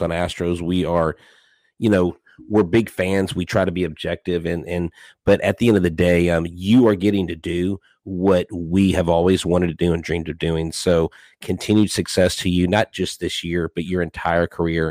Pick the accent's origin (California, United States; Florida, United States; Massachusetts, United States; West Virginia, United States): Florida, United States; Melbourne; I'm actually from Melbourne, Florida. The Central Atlantic Coast